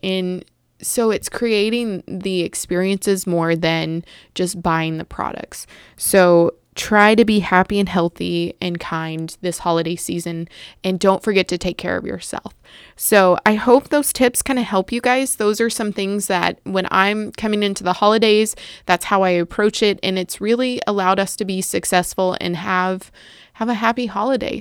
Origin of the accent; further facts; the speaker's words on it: the South, United States; I grew up in the South